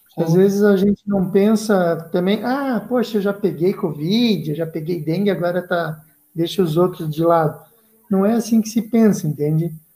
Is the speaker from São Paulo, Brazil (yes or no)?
no; Joinville, Santa Catarina, Brazil; eu, cresci em Joinville. Cresci em Joinville, esse ano eu faço 40 anos, ou seja, 40 anos de Joinville.